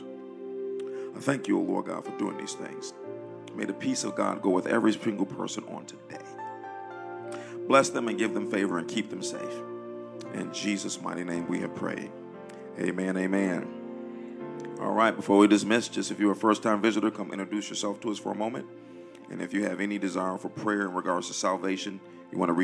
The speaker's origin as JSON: {"language": "English", "town": "Detroit", "region": "Michigan", "country": "United States", "moved": "yes", "said": "We come from Detroit where they did Sweetest Day"}